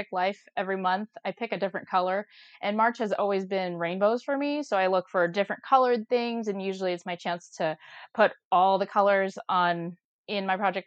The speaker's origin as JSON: {"language": "English", "region": "Arizona", "country": "United States", "tie": "born or raised there", "also_born_or_lived": "California", "said": "I'm from Arizona, and I've lived here pretty much all my life."}